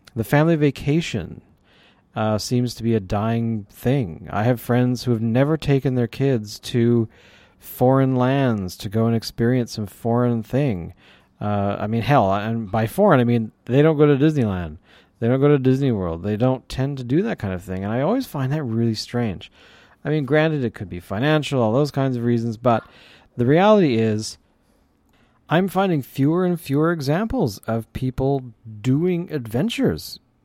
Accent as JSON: {"language": "English", "country": "Canada", "said": "I'm from Canada"}